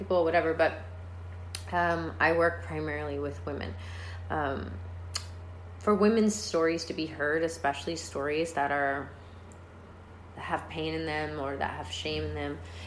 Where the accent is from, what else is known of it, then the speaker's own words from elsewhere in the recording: Georgia, United States; I was born in Georgia